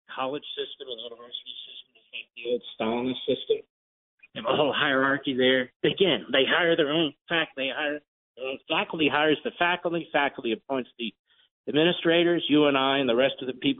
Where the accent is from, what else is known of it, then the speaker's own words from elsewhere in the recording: Philadelphia, Pennsylvania, United States; I'm from Philadelphia